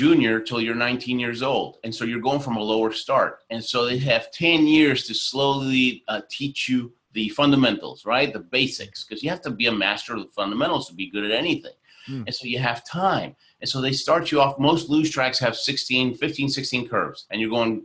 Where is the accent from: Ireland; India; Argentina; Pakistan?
Argentina; moved away; also born or lived in Houston, Texas; I was born in Argentina